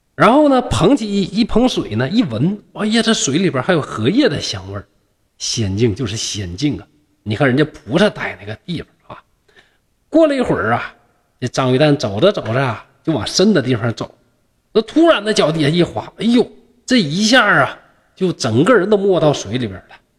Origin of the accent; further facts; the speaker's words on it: China; 那这就是我们中国人浪漫的那种情怀